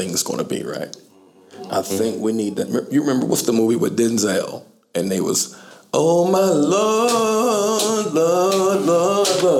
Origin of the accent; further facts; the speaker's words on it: Middletown, Ohio, United States; I'm from Middletown